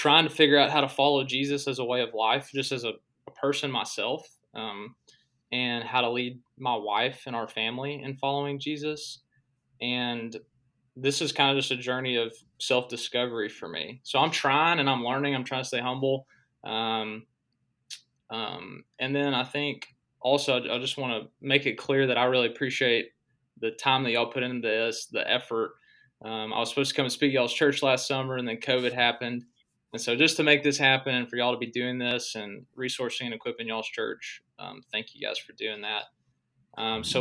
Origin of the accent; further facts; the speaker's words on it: Texas, United States; moved away as an adult; also born or lived in Arkansas; me growing up in Churches of Christ in Texas. And, I was young, I was a kid